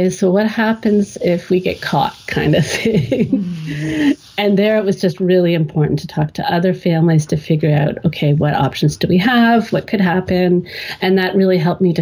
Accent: Canada; now in Germany; I grew up in Canada

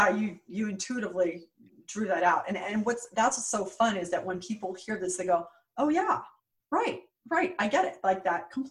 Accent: West Coast, United States; now in New York, United States; Super scary to me because I grew up on the West Coast.

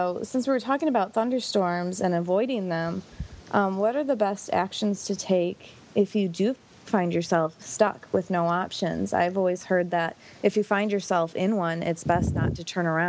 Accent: Michigan, United States; where I grew up in Michigan.

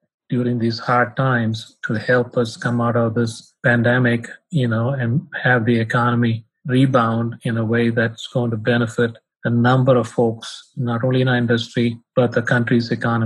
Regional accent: Chennai, Tamil Nadu, India; moved away as an adult; also born or lived in Lubbock, Texas / Salt Lake City, Utah; now in United States; I was born and raised in India

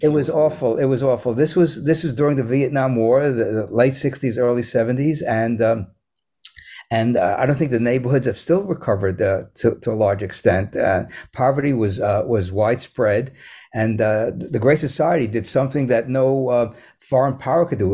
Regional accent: New York City, New York, United States; moved away as an adult; also born or lived in Manhattan, New York / Central Jersey; when we moved from Manhattan to the Bronx

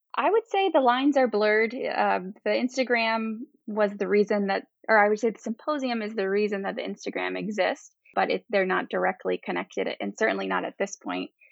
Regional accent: Miami, Florida, United States; moved away as an adult; also born or lived in New York; now in Michigan, United States; I'm from Miami, Florida

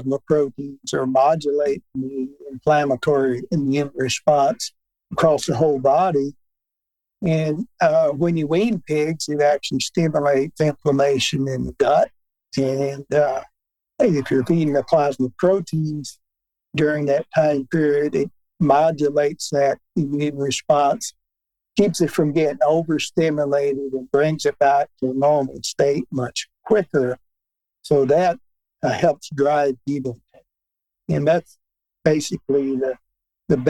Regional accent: Newbern, Tennessee, United States; A town called Mewburn, Tennessee, 100 miles north of Memphis.

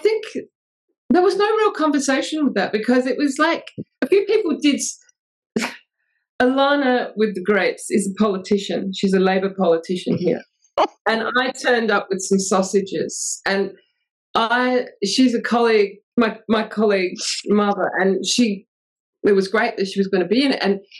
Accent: England, United Kingdom; So, well, I'm English, but my mum's English.

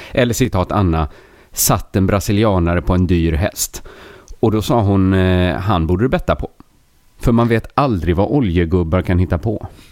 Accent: Sweden; jag är ju svensk

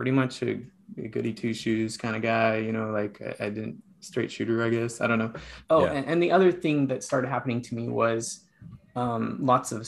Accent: Elko, Nevada, United States; also born or lived in Heber City, Utah; there's not a lot of Mormons there where I grew up in Elko, Nevada

